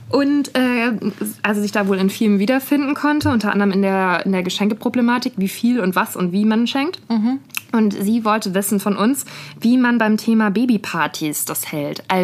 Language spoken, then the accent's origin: German; Berlin, Germany; wenn man unterwegs ist in der weiten Welt und man sagt zu Leuten, ich komme aus Berlin